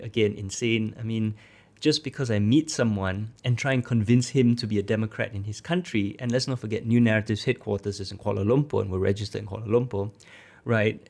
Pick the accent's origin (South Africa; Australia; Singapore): Singapore; as a Singaporean